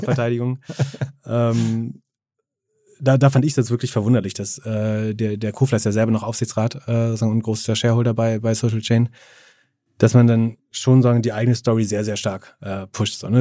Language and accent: German; Greifswald, Mecklenburg-Vorpommern, Germany; Greifswald, das ist meine Heimat tatsächlich